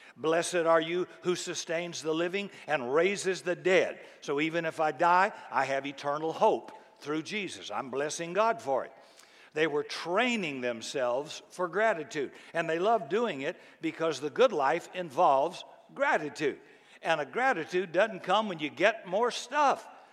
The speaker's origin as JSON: {"language": "English", "region": "the South", "country": "United States", "tie": "born or raised there", "said": "I grew up in the South, and it was very friendly and very polite in the, in the 50s and 60s when I grew up"}